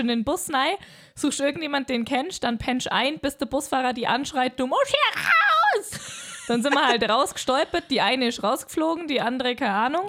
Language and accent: German; Allgäu, Germany; wir als Allgäuer